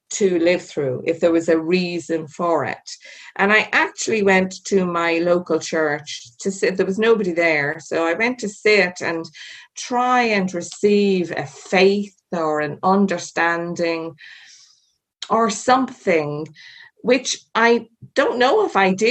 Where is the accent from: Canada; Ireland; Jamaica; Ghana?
Ireland; Being Irish